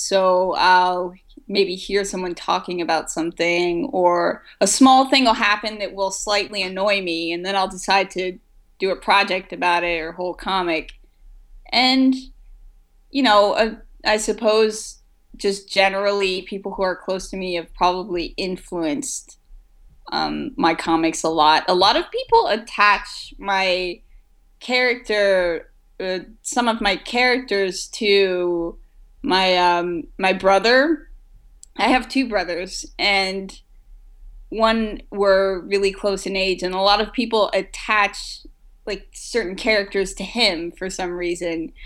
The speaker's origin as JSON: {"language": "English", "country": "France", "tie": "born or raised there", "moved": "yes", "said": "I grew up in France"}